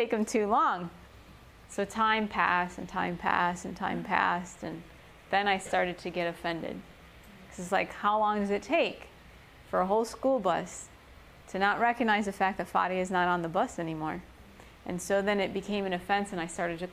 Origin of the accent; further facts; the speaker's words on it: Chicago, Illinois, United States; English is a second language; I grew up in Chicago, you know, concrete jungle